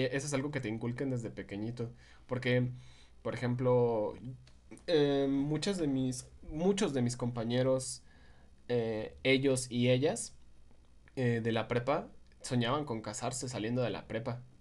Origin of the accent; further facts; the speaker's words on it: Michoacán, Mexico; Morelia es la capital de nuestro estado